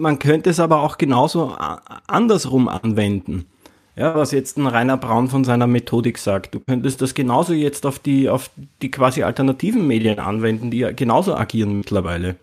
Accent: Lower Austria, Austria; now in Vienna, Austria; ich lebe in Wien, ich komme eigentlich vom Land aus Niederösterreich, so, so ein kleines Kaff

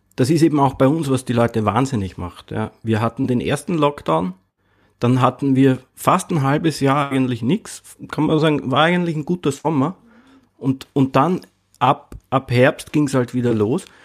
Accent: Austria; bei uns in Österreich

